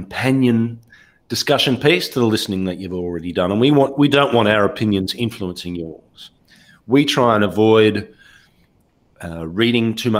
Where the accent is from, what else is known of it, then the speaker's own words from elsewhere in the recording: Ballarat, Victoria, Australia; moved away; my hometown of Ballarat in Australia